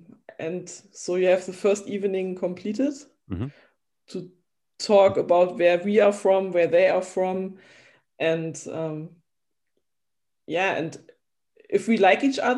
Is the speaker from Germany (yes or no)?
yes; Dessau, Saxony-Anhalt, Germany; English is a second language; we are from East Germany